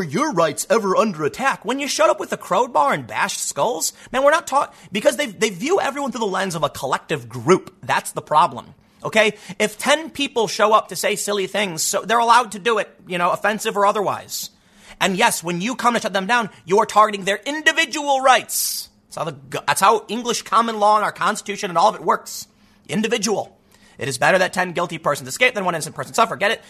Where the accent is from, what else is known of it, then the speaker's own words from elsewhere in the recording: Chicago, Illinois, United States; I grew up on Chicago's South Side